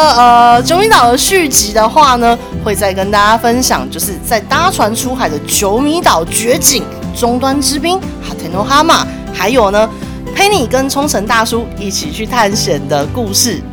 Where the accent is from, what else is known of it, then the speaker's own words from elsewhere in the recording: Taiwan; 我们台湾人的口头禅